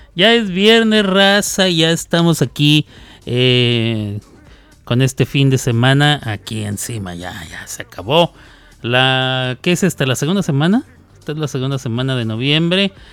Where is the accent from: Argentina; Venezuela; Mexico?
Mexico; northern Mexico; como buen norteño, tortilla de harina